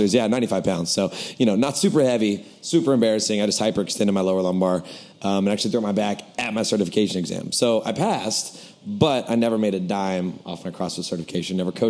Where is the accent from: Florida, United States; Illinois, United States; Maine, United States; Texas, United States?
Texas, United States; Lubbock; moved away as an adult; also born or lived in Oklahoma; now in New York, United States; I was born in Oklahoma, grew up in Lubbock, Texas, from the age of 3 to like 22 or so